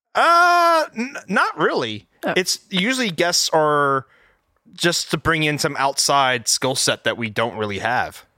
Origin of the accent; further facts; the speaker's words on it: Texas, United States; I'm an electrical engineer, um, born and raised in Texas